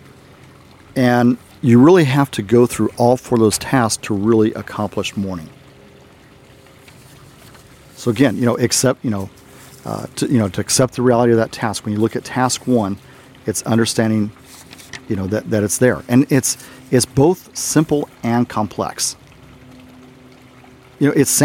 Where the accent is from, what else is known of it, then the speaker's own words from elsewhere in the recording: the South, Texas, United States; also born or lived in Arizona / Germany; I'm from the South